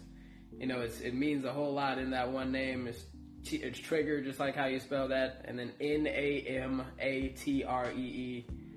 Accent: Fredericksburg, Virginia, United States; also born or lived in Charlotte, North Carolina; now in Radford, United States; I'm originally from Charlotte, North Carolina. And I live mostly, grew up mostly in Fredericksburg, Virginia.

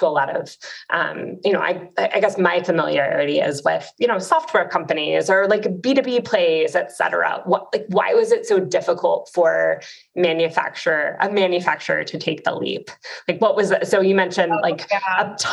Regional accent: Dallas, Texas, United States; I'm from Dallas.

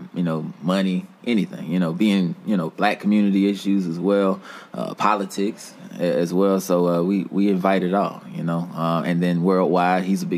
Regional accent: Petersburg, Virginia, United States; also born or lived in Houston, Texas / New Orleans, Louisiana; I'm originally from Texas. I was born in Houston, so I was raised here in Petersburg.

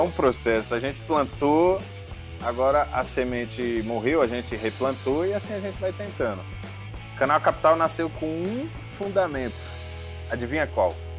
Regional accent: São Paulo, Brazil; eu sempre fui aqui de São Paulo. Então um pedaço da infância a gente cresceu junto

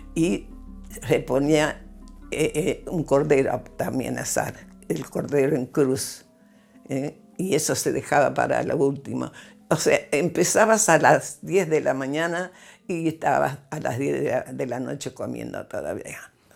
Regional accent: Buenos Aires, Argentina; Nací el 11 de octubre de 1932. Nací en Buenos Aires

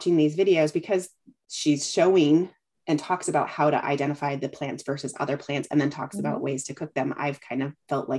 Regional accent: California, United States; moved away; I'm originally from California

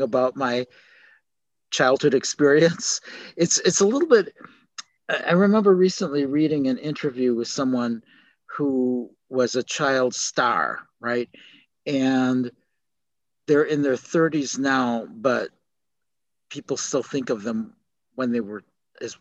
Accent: Milwaukee, Wisconsin, United States; also born or lived in South Korea; now in Chicago, United States; Milwaukee, where I grew up

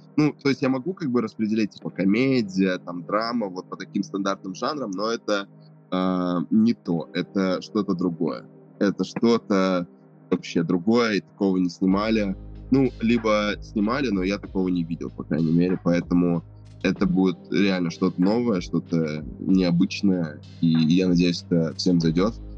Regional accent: Novosibirsk, Novosibirsk Oblast, Russia; я из Новосибирска

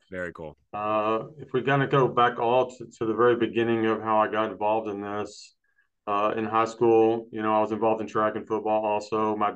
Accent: Brownwood, Texas, United States; I'm from uh, Brownwood.

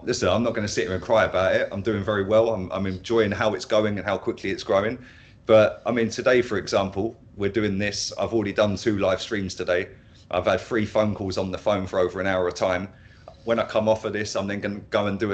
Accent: Milton Keynes, South East England, United Kingdom; moved away as an adult; now in Spain; I'm originally from Milton Keynes, just north of London, about 40 miles north of London

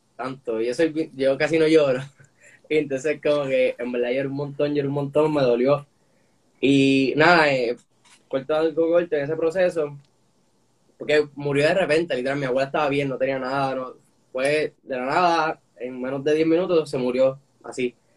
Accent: Puerto Rico; soy boricua, nací aquí

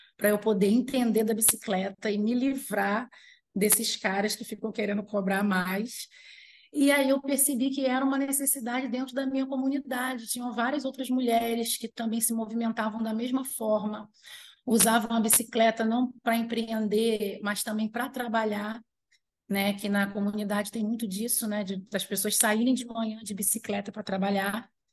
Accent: Armação dos Búzios, Rio de Janeiro, Brazil; also born or lived in Araruama; now in Macaé, Brazil; Os meus pais, eles foram trabalhar em casa de caseiro, em Búzios

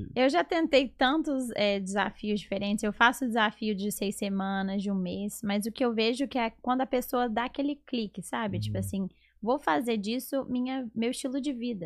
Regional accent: Belo Horizonte, Minas Gerais, Brazil; moved away as an adult; now in Atlanta, United States; eu sou de Belo Horizonte

